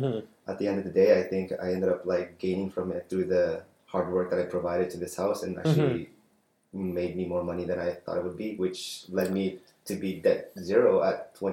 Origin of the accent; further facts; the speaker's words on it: Winnipeg, Manitoba, Canada; moved away as an adult; also born or lived in Philippines; now in Vancouver, Canada; growing up in Winnipeg